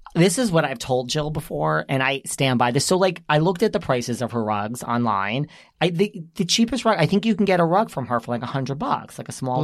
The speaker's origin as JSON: {"language": "English", "region": "New York", "country": "United States", "said": "this is where we're from"}